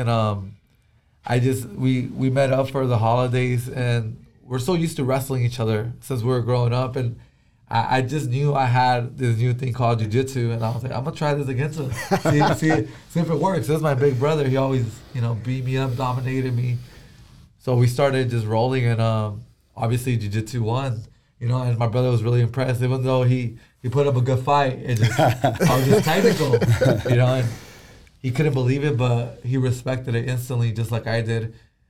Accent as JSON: {"language": "English", "town": "Vista", "region": "California", "country": "United States", "tie": "born or raised there", "said": "I grew up in Vista, which is like North County, San Diego. I was already living there. That's where our family's from."}